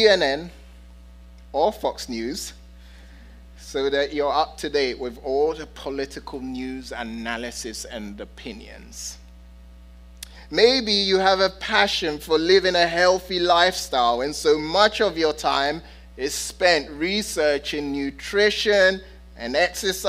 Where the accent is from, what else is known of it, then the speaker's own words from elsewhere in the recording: London, United Kingdom; I'm a city boy. Okay? I'm from London and I've lived in big cities